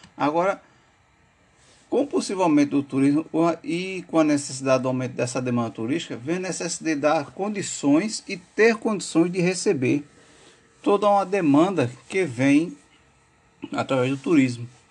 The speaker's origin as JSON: {"language": "Portuguese", "town": "João Pessoa", "region": "Paraíba", "country": "Brazil", "said": "sou de João Pessoa, aluno de turismo da UFPB"}